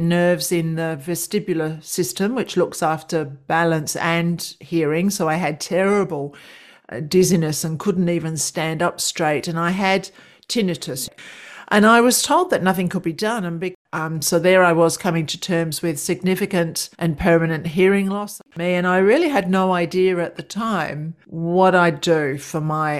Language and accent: English; London, United Kingdom; moved away as an adult; now in Australia; Well, it began over in your part of the world. I'm from London, mm-hmm. East London, E17, Walthamstow. And so that was where I grew up. And then I migrated to Australia in 1988.